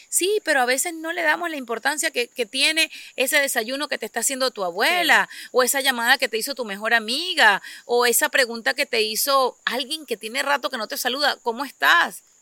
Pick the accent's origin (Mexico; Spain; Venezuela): Venezuela; moved away as an adult; despedí el día que me vine de Venezuela de haber finalizado los servicios de la partida de mi padre